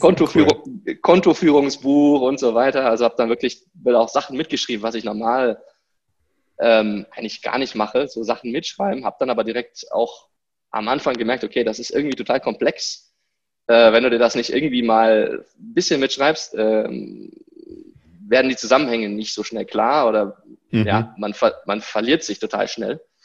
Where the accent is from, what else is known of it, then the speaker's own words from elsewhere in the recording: Germany; moved away as an adult; also born or lived in Stuttgart; now in Morocco; Ich bin in Deutschland geboren, habe dort Schule, Studium, alles durchlaufen